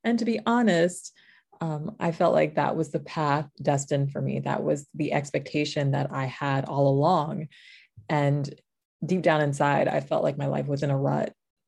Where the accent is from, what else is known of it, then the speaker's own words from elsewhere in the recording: New York, United States; moved away; I'm originally from New York. You really can't hear it from the accent because I've been away from New York for a couple years now.